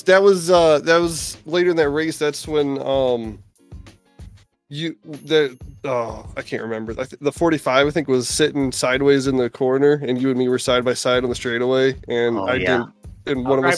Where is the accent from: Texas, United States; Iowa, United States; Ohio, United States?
Iowa, United States; I am from Iowa. I live in Iowa